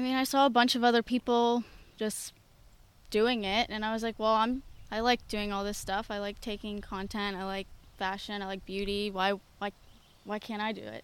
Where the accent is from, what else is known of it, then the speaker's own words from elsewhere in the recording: North Huntingdon, Pennsylvania, United States; from North Huntington, Pennsylvania, born and raised there